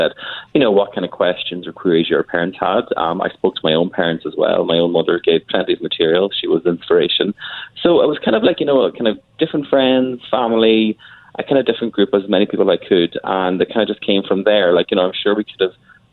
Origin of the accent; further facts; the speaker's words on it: Ireland; also born or lived in Dublin; I'm from Ireland. I live in Dublin